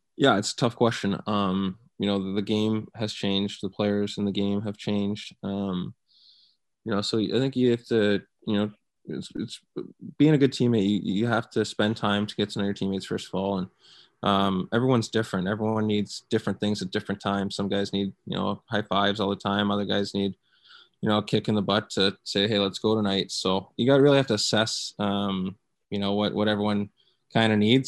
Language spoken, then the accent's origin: English; London, Ontario, Canada; moved away; also born or lived in Guelph, Ontario; my hometown of, of London